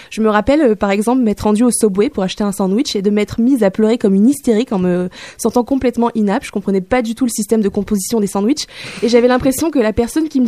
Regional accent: Guinea; moved away; also born or lived in Hanoi, Vietnam; J'ai grandi en Guinée-Conakry, mais après, il y avait la guerre au Sierra Leone et la frontière était envahie de rebelles, donc on a quitté pour Hanoï, c'est au Vietnam.

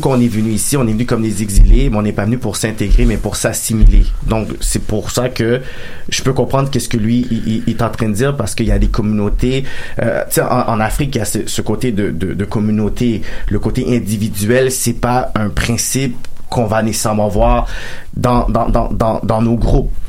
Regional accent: Montreal, Quebec, Canada; also born or lived in West Island, Montreal; Moi, je suis né à Saint-Michel, j'ai bougé ensuite dans l'Ouest Thaïlande.

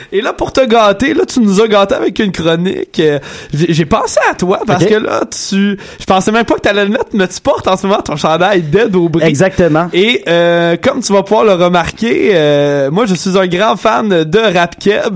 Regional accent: Quebec, Canada; moved away; on vient tous de Grimby

